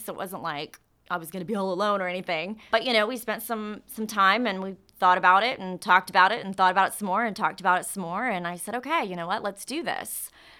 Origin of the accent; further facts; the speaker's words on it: Katy, Texas, United States; also born or lived in Houston / Dallas; I was born and raised in Katy, Texas. Lived there, obviously, until, you know, I graduated high school, and then I was in Houston for quite some time, and then I moved to Dallas, so.